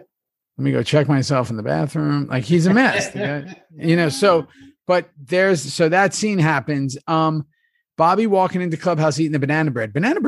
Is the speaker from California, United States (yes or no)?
no; New York City, New York, United States; I was a kid from New York City